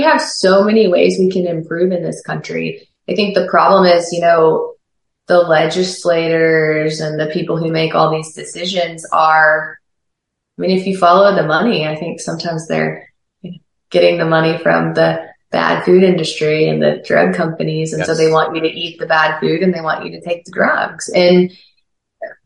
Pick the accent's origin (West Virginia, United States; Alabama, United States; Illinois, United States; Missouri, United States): Missouri, United States; Lebanon; now in Oklahoma City, United States; I was born and raised in Lebanon, Missouri.